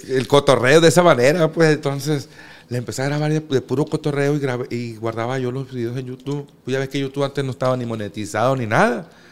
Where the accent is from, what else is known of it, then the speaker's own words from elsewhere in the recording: Culiacán, Sinaloa, Mexico; yo nací aquí en Culiacán y toda la vida viví en, ahí en Tierra Blanca